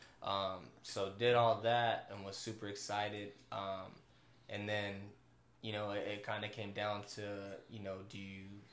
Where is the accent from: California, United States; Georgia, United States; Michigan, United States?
California, United States; I'm from California